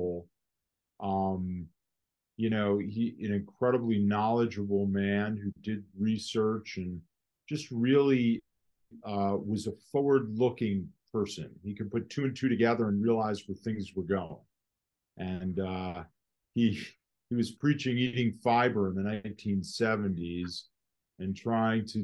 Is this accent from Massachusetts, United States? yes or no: no; Westport, Connecticut, United States; also born or lived in Norwalk, Connecticut; I grew up in Westport, Connecticut